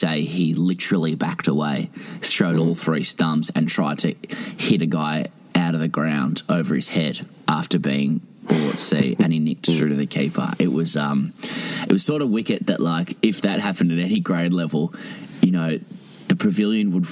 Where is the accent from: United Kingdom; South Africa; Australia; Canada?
Australia; as an Australian